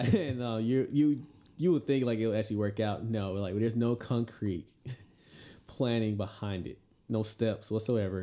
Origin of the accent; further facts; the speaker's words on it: Georgia, United States; moved away; going back to my home state Georgia